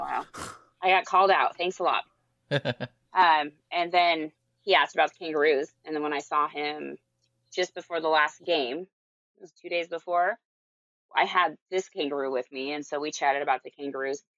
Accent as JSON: {"language": "English", "town": "Marysville", "region": "Washington", "country": "United States", "tie": "born or raised there", "lives_now": "Tacoma, United States", "said": "I grew up in Marysville"}